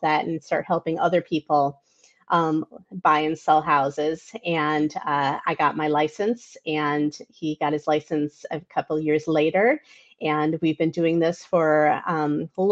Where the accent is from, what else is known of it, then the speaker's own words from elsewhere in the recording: New York, United States; also born or lived in Michigan; now in Flossmoor, United States; I grew up in New York